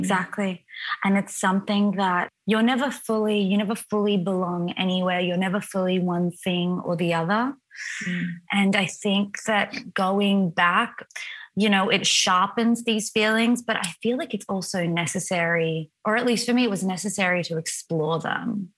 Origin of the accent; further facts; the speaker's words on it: Wollongbar, New South Wales, Australia; moved away as an adult; also born or lived in Sydney, Australia; now in Italy; I grew up in Wollongbar, which is a tiny little town of about, I think it's a couple thousand people, maybe it's bigger now, in Ballinashire, which is right beneath Byron Bay.